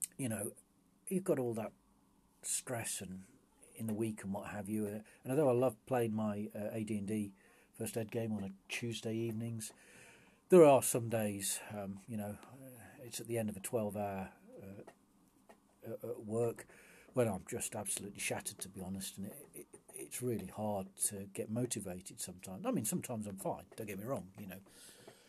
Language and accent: English; England, United Kingdom; I'm English